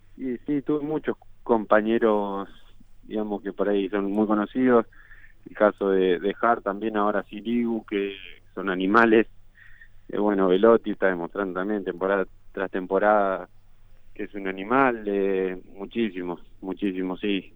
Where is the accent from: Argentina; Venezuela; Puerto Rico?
Argentina; moved away as an adult; also born or lived in Turin; now in England; desde que me fui de Argentina